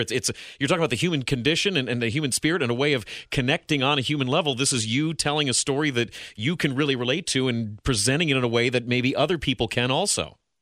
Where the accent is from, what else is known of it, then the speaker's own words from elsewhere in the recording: Ohio, United States; I'm an Ohio dude.